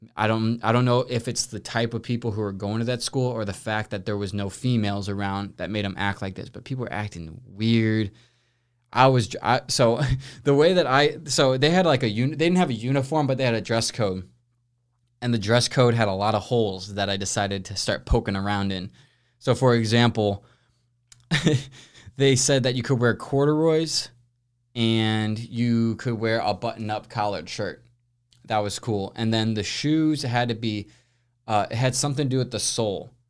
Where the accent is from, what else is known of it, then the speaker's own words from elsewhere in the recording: St. Louis, Missouri, United States; also born or lived in Los Angeles; grew up in Saint Louis my entire life.